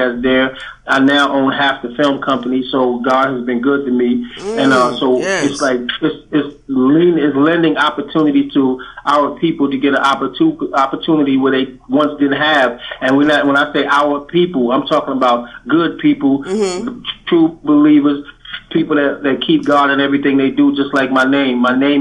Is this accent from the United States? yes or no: yes; New York, United States; also born or lived in West Indies; I'm from New York, so I got the East Coast in me